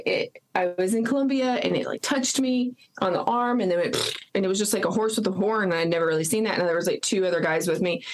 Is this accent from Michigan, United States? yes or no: no; New Mexico, United States; also born or lived in Texas; I was raised in New Mexico